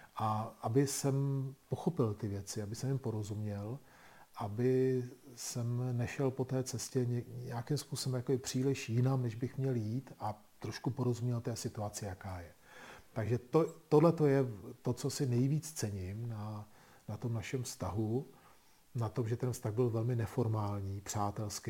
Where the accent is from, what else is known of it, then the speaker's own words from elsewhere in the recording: Czechia; u nás v Čechách